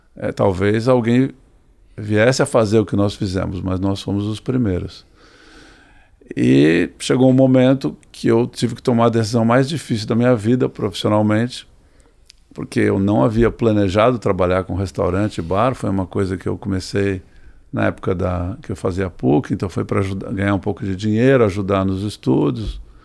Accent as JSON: {"language": "Portuguese", "town": "Santos", "region": "São Paulo", "country": "Brazil", "tie": "born or raised there", "lives_now": "São Paulo, Brazil", "said": "quando era criança, nós morávamos em Santos"}